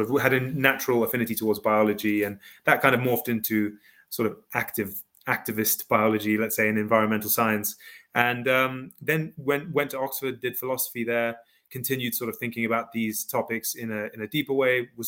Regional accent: Kenya; also born or lived in South Africa / Ivory Coast; I, I, grew up in africa um, Kenya, South Africa, the Ivory Coast, sort of traveled around.

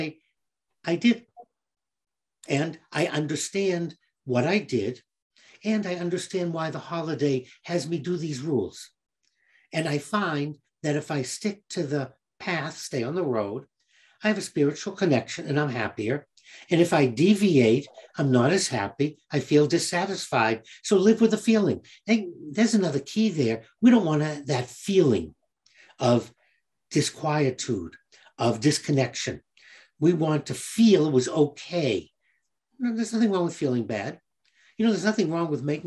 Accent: Boston, Massachusetts, United States; growing up in Boston, I found that the culture was Polish, Italian, Irish, all of them Catholics

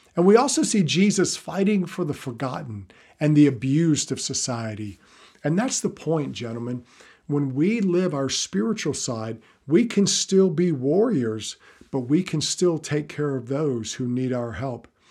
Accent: the South, United States; I'm from the South

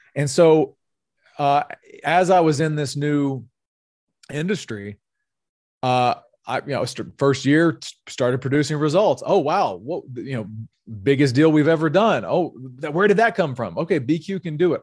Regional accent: North Louisiana, United States; moved away as an adult; also born or lived in California; I'm originally from North Louisiana

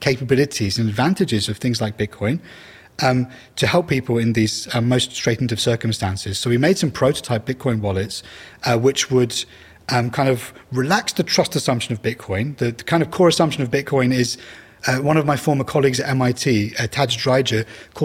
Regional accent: Iraq; moved away; I'm originally from Iraq

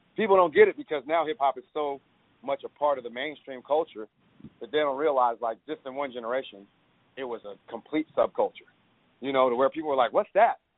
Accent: Oakland, California, United States; growing up in Oakland

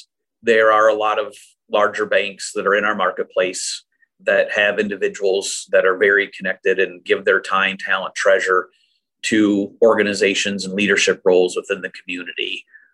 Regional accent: Saginaw, Michigan, United States; also born or lived in Gaylord, Michigan; this is where I schooled. So, you know, it was a pretty easy transition for us to come back to Saginaw.

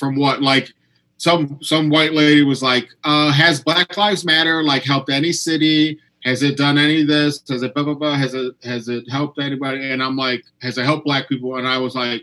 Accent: United States; I'm from America

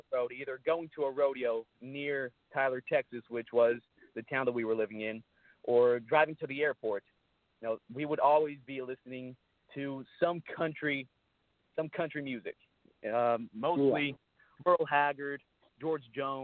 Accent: Brazil; also born or lived in United States; now in Nashville, United States; I was born in Brazil, you know, and my dad was a bull rider, and that's the reason why we moved here to the United States

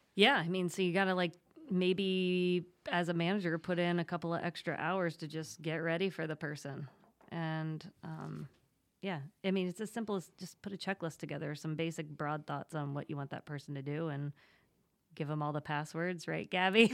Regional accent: State College, Pennsylvania, United States; moved away as an adult; also born or lived in New York City; now in Wilmington, United States; I'm from Pennsylvania, grew up in State College, proud Penn Stater

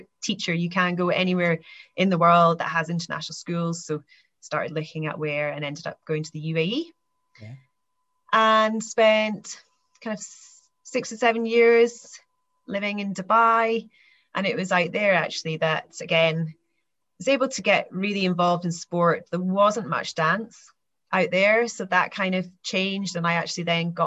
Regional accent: Aberdeenshire, Scotland, United Kingdom; I grew up here in Aberdeenshire and grew up on a farm

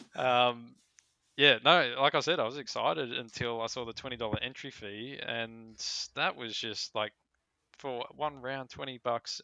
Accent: Australia; I'm too Australian

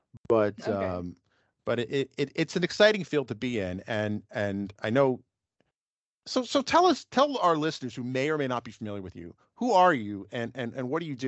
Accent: New York City, New York, United States; accent: northeastern U.S.; I grew up in New York City. I sound very northeastern U.S.

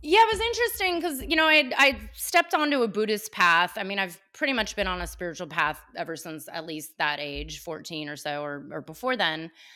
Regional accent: Cupertino, California, United States; Born and raised in Cupertino before it became known as Cupertino

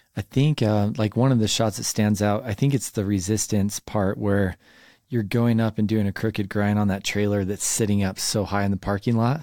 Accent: Highland, Utah, United States; I grew up in Highland

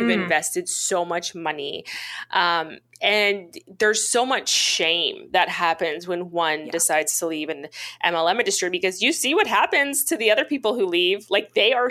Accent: Missouri, United States; I grew up away from my people in this little tiny town of about 20,000 people, 16,000 people in the Midwest in Missouri. And that's where I was raised.

